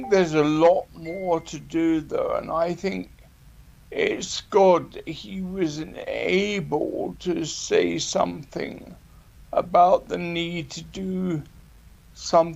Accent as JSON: {"language": "English", "country": "United Kingdom", "said": "even though I'm a Brit"}